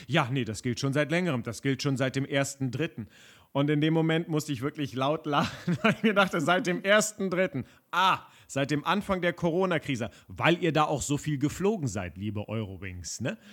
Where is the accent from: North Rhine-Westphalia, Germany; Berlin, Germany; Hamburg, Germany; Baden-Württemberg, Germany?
Berlin, Germany; ich bin ja in Westberlin geboren und auch groß geworden